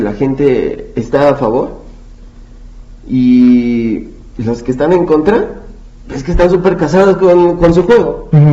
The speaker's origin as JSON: {"language": "Spanish", "country": "Mexico", "said": "nuestro deber como mexicanos"}